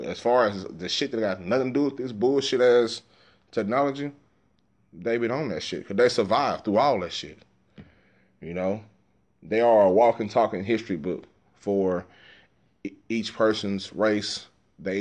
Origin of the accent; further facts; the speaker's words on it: Dallas, Texas, United States; moved away; I grew up in South Dallas